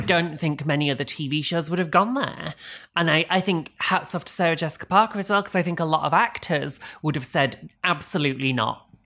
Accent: England, United Kingdom; We're, we're English

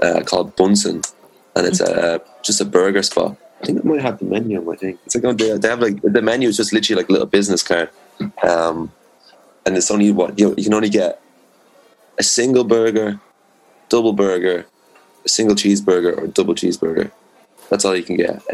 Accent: Rush, Leinster, Ireland; I'm from Dublin. I'm from a little spot outside of Dublin called Rush.

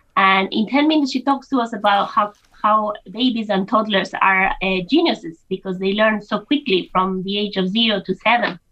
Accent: Spain; moved away as an adult; now in Ireland; I'm from Spain originally, and when I moved to Ireland over 20 years ago

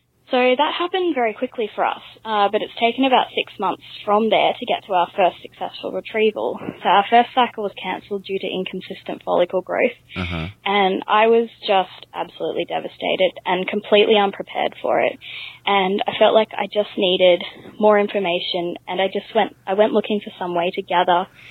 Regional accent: Australia; also born or lived in Canada; my husband and I actually grew up in the same city in Australia

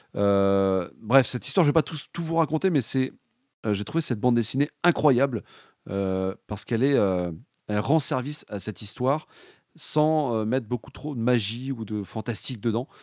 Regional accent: Nantes, Pays de la Loire, France; je suis de Nantes.

